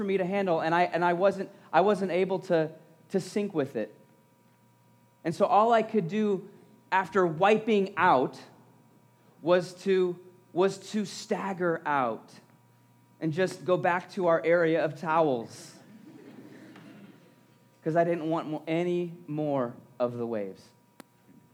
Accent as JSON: {"language": "English", "area": "around the Great Lakes", "region": "Midwest", "country": "United States", "tie": "born or raised there", "said": "I was and still am, a Midwestern boy, growing up around the Great Lakes, in the Mickey Mouse waves of Lake Erie"}